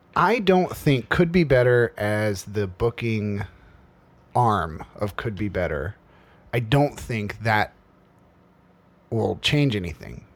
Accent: Kane, Pennsylvania, United States; moved away; there was a little town in Pennsylvania called Kane

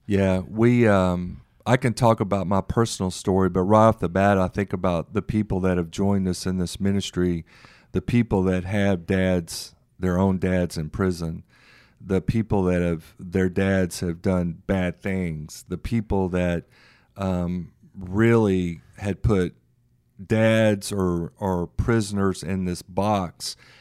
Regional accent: Memphis, Tennessee, United States; now in Dallas, United States; born and raised in Memphis, Tennessee

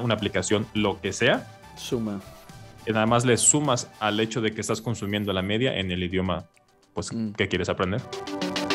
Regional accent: Veracruz, Mexico; first language Spanish; yo soy de Veracruz, en México, que está en la costa

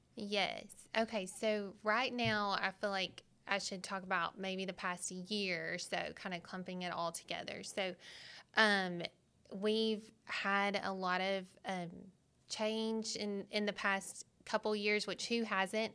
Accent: Arkansas, United States; I was born and raised in Arkansas, and my parents go to Manuel Baptist in Little Rock

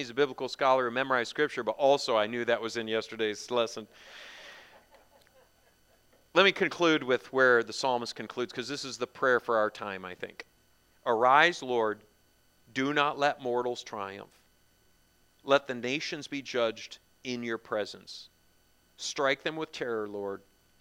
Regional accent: United States; growing up as an American

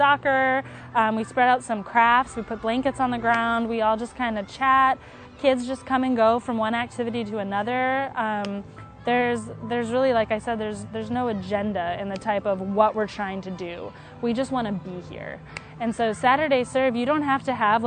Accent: Wisconsin, United States; moved away as an adult; also born or lived in Virginia; I'm from Wisconsin. I didn't know anybody in Virginia

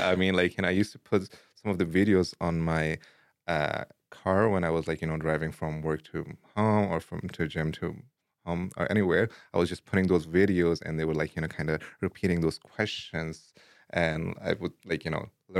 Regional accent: Afghanistan; English is a second language; also born or lived in Pakistan / India / Dubai; now in Idaho, United States; I was born in Afghanistan, but my upbringing was like across multiple places in like Afghanistan and different provinces and cities. Same goes in Pakistan, a little bit of time in India and Dubai. And then finally, I moved or I immigrated to Idaho like 6-7 years ago.

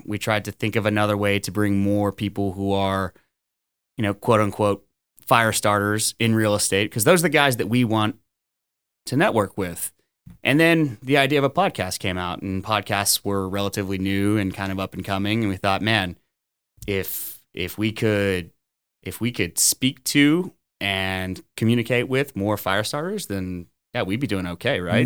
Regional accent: Orange, Texas, United States; Born and raised in Orange, Texas

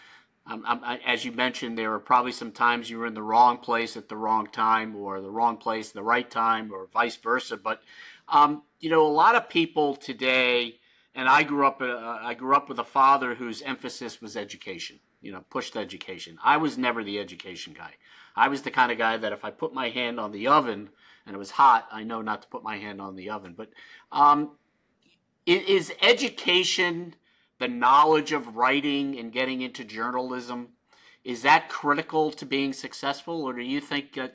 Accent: Long Island, New York, United States; I grew up on Long Island

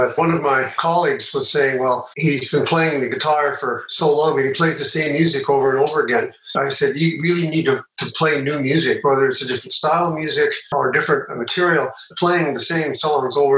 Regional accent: Calgary, Alberta, Canada; I grew up in Calgary

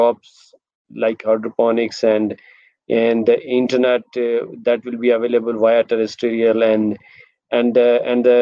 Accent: Muzaffarabad, Azad Kashmir, Pakistan; moved away as an adult; now in Islamabad, Pakistan; I am from Kashmir

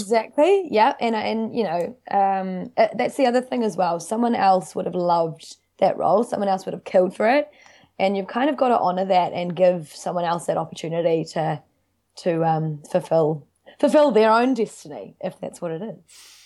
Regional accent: Wellington, New Zealand; moved away as an adult; also born or lived in Dunedin; now in Auckland, New Zealand; I grew up in Wellington City. uh, in Seatoon with my family

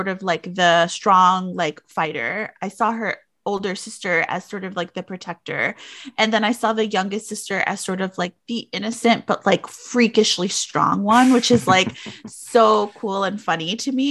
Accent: New York City, New York, United States; as someone who grew up in like New York City, which I had my own set of like wild circumstances growing up in the Bronx, in the South Bronx in the 80s and 90s

